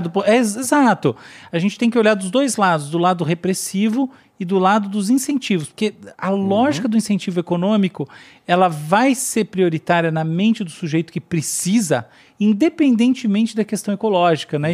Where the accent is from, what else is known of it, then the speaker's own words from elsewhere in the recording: Brazil; como brasileiros